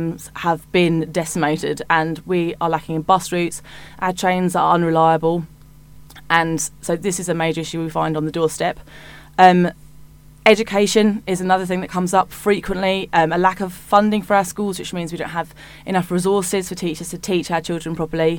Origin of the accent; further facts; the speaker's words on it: Hitchin, East of England, United Kingdom; I was born in Hitchin and I've lived there almost all of my life